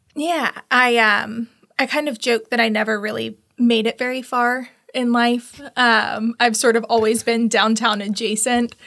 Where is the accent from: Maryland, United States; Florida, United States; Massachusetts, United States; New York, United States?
Florida, United States; Tallahassee; I was born and raised in Tallahassee